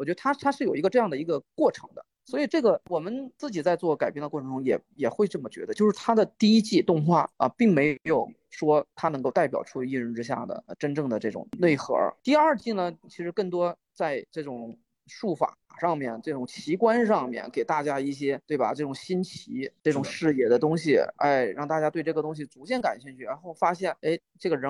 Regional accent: China; 我们作为一个中国人看到这种类型，我们为什么会觉得它不一样？

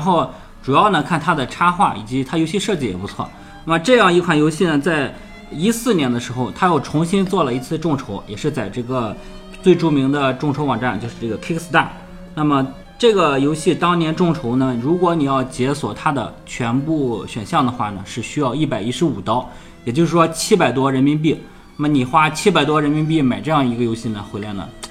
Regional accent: China; 我们中国人习惯从春天开始

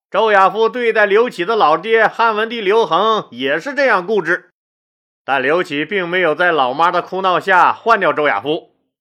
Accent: Northeast China, China; accent: Northeastern Mandarin; 我们东北有一句老话

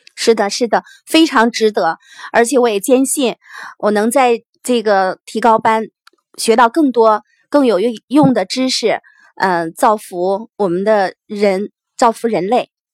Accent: Xi'an, Shaanxi, China; 刚好也是在我的，呃，住的地方，在家乡开嘛

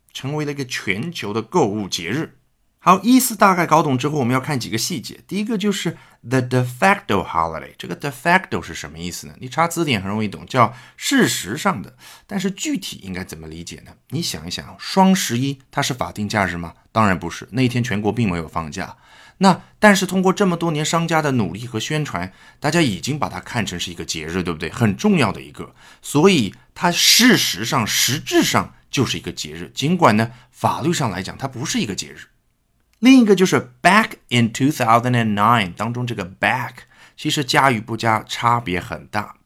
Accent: China; 这种表达还是我们中国人非常适应的

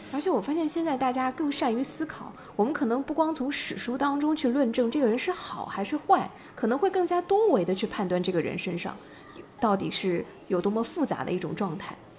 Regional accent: Hangzhou, Zhejiang, China; 这个我们杭州人都很熟悉了

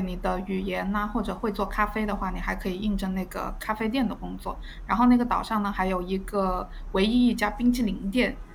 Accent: southern China, China; moved away as an adult; now in Australia; 我是南方人，没有见过大海

